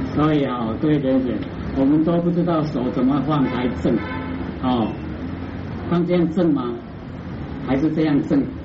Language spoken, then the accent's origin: Chinese; Taiwan; 我们台湾话都捆仙绳